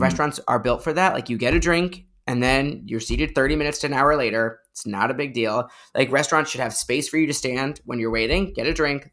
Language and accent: English; Chicago, Illinois, United States; now in New York, United States; I'm from Chicago originally